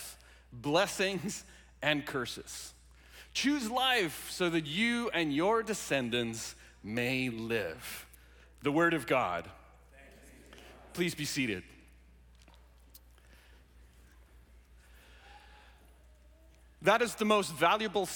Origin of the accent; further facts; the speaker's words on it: South Africa; moved away; I grew up in South Africa, born and raised in South Africa